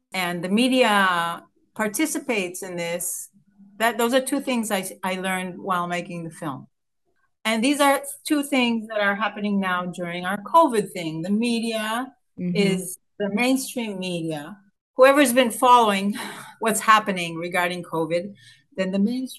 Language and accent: English; Israel; here I am coming from Israel